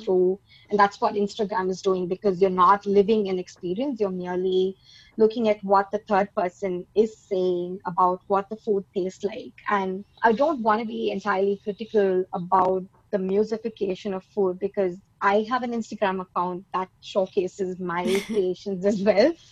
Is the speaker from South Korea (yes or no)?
no; India; now in Melbourne, Australia; I am an Indian